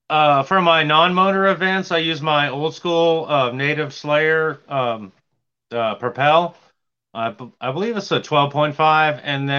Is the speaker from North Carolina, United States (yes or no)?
yes; Franklin, North Carolina, United States; I'm from Franklin, North Carolina.